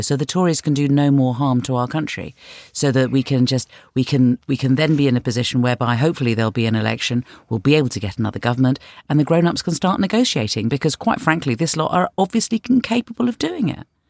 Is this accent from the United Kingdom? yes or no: yes; London, United Kingdom; I'm from North London, and yeah, I bought my house 25 years ago